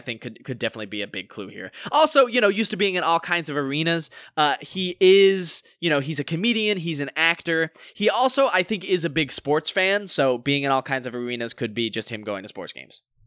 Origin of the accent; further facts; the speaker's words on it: North Carolina, United States; now in Los Angeles, United States; we are both actors from North Carolina